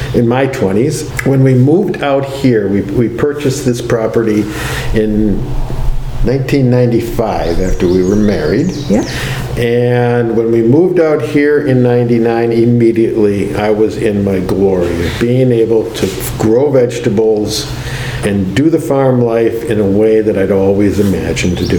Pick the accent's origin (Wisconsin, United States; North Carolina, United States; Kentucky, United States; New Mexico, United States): Wisconsin, United States; Milwaukee; I also grew up in a city. I grew up in Milwaukee